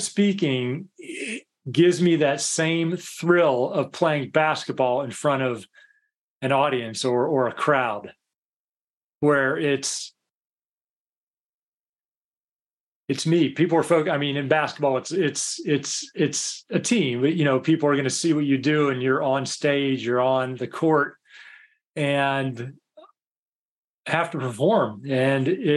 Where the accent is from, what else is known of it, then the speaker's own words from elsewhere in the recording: United States; moved away as an adult; now in United Kingdom; I'm American. Obviously, this isn't a Scottish accent or anything